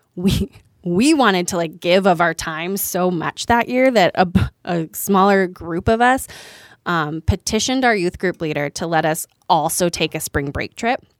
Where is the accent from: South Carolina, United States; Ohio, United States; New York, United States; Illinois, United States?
Illinois, United States; just outside of Chicago; I grew up just outside of Chicago